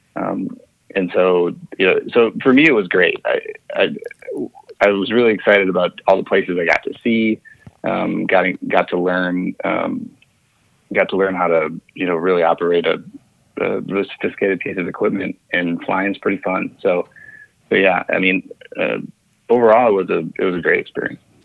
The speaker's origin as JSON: {"language": "English", "town": "St. Paul", "region": "Minnesota", "country": "United States", "tie": "born or raised there", "said": "I grew up in St. Paul, Minnesota"}